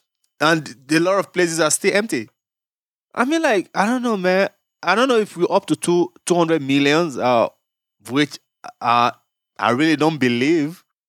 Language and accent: English; Yorubaland, Nigeria; moved away as an adult; now in Thailand; we the Yoruba, we think we have the knowledge, the intelligence, and whatever it takes.